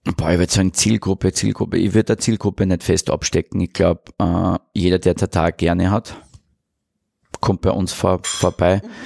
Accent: Mureck, Styria, Austria; now in Vienna, Austria; Also ich bin Steirer aus Murek

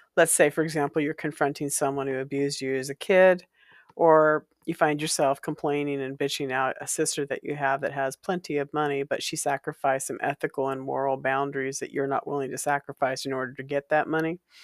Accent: Walla Walla, Washington, United States; while I was growing up in Walla Walla, Washington

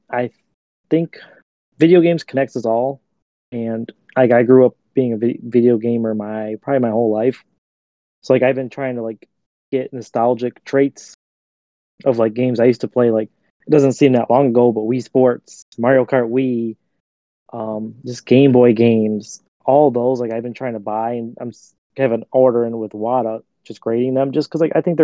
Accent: Michigan, United States; growing up in Michigan

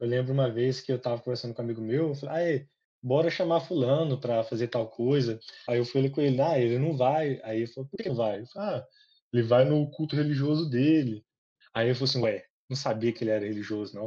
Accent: Guaraciaba, Minas Gerais, Brazil; moved away as an adult; now in Viçosa, Brazil; Vim de uma cidadezinha pequena, Guaraciaba, agora estou morando em Viçosa

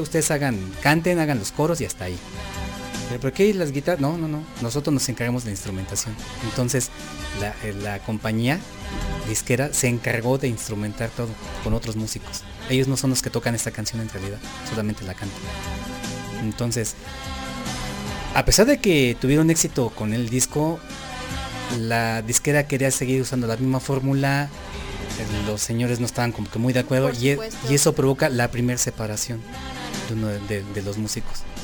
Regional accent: Mexico; nosotros como mexicanos

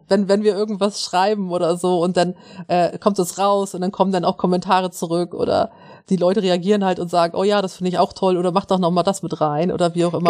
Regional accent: Schleswig-Holstein, Germany

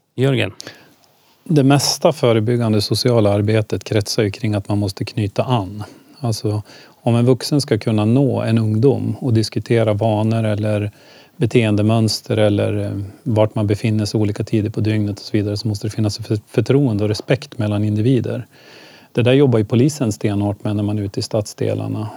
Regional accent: Ljusdal, Gävleborg County, Sweden; now in Gävle, Sweden; jag växte upp i Ljusdal och det var ganska stökigt där

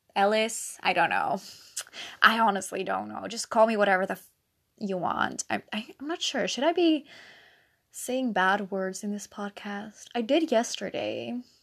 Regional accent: Netherlands; first language Dutch; English is a second language; I'm Dutch

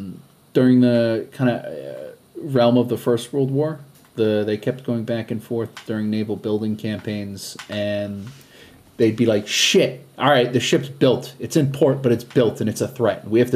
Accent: New England, United States; Yeah, but I'm also Irish and from New England

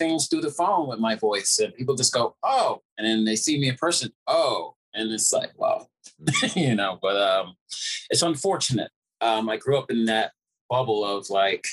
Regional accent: New York, United States; also born or lived in Jamaica; we're in the melting pot of New York most of my life, and even though I was born in Jamaica

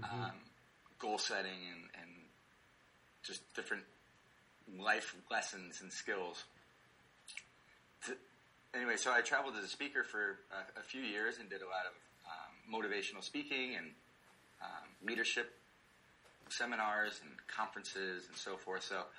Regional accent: near Cleveland, Ohio, United States; I grew up in Ohio, near Cleveland, and so a big, big Ohio fan.

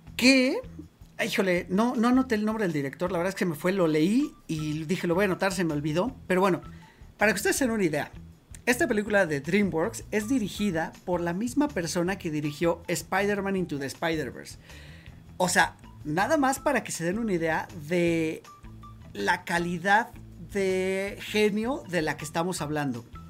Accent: Mexico; nosotros como mexicanos

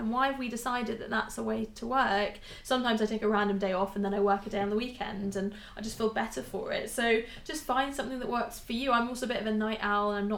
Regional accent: United Kingdom; We're so British

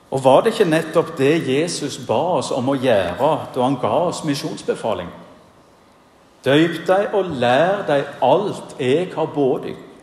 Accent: Bryne, Rogaland, Norway; moved away as an adult; now in Giske, Norway; Hjemme på Bryne så var det tradisjon for at en avgangselev ved den videregående skolen holdt minnetalen

